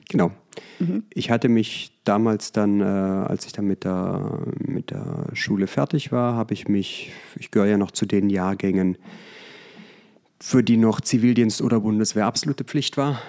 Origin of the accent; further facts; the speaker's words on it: Germany; moved away as an adult; also born or lived in United States / Vallendar; now in Münstermaifeld, Germany; bin am Bodensee aufgewachsen